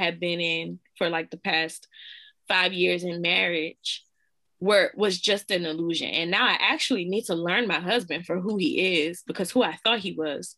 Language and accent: English; Louisiana, United States; I'm from Louisiana